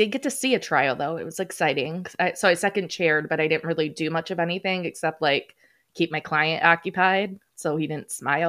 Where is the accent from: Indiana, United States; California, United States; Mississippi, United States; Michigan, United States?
Michigan, United States; I'm from Michigan